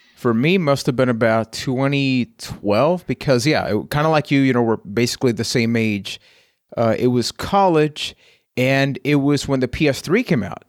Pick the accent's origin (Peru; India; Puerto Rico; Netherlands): Puerto Rico; I am from Puerto Rico